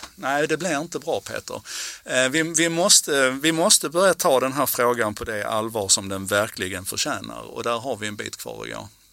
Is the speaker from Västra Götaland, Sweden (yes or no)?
no; Malmö, Skåne, Sweden; på sjuttiotalet när jag växte upp i Malmö